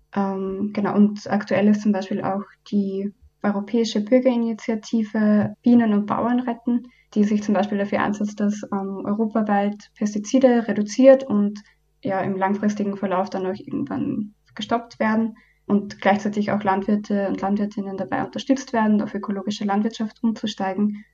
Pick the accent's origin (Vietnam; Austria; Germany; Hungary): Austria; Upper Austria; moved away as an adult; now in Vienna, Austria; Ich komme ursprünglich aus Oberösterreich und bin ebenso zum Studium halt nach Wien gekommen.